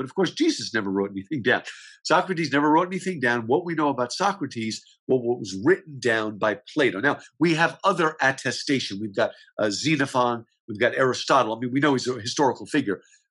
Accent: New Jersey, United States; moved away as an adult; also born or lived in Upstate New York / Michigan; now in Houston, United States; grew up in New Jersey

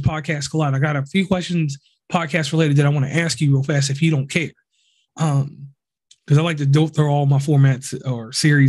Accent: Virginia, United States; now in West Virginia, United States; I live in West Virginia, I'm from Virginia

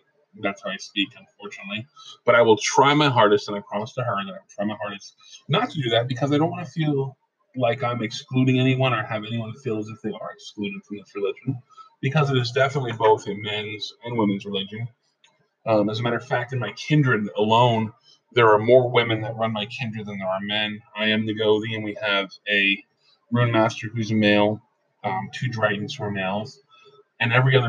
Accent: Pennsylvania, United States; I'm originally from Pennsylvania, and we're used to saying use guys or, you know, things of that nature instead of you all or things like that, or yins.

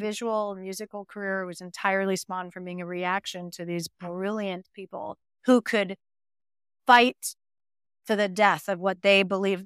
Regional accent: Montreal, Quebec, Canada; moved away; Growing up in Montreal, you really have a fear that you're never gonna leave

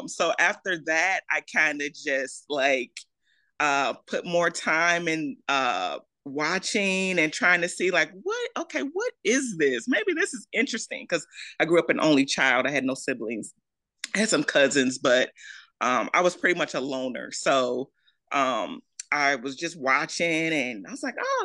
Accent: Maywood, Illinois, United States; I am from Maywood, Illinois, originally. It's a little suburb right outside of Chicago.

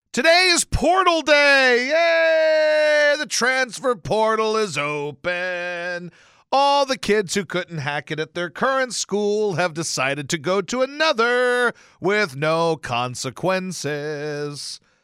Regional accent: Louisiana, United States; I grew up in Louisiana

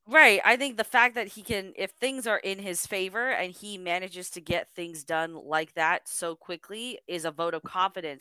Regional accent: Canada; I'm Canadian

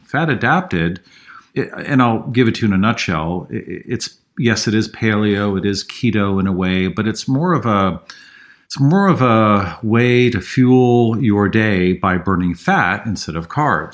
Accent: San Francisco, California, United States; I grew up in San Francisco, drank the water.

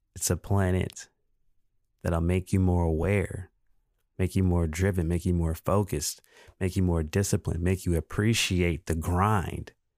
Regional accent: Pascagoula, Mississippi, United States; moved away as an adult; also born or lived in Phoenix; I went to elementary school here in Pascagoula, Mississippi. I went to Jackson Elementary.

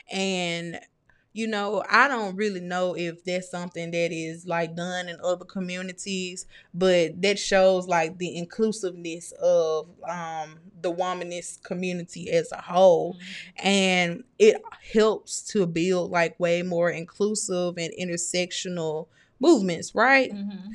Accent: Mississippi, United States; I'm not either. I'm from Mississippi.

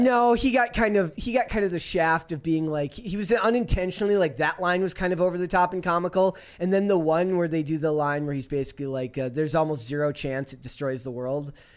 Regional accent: United States; I'm American

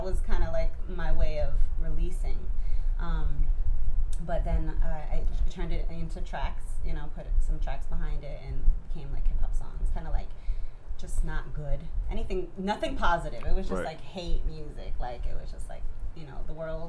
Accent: Florida, United States; also born or lived in New Hampshire; I was born in New Hampshire. 2 years later, I moved to Florida

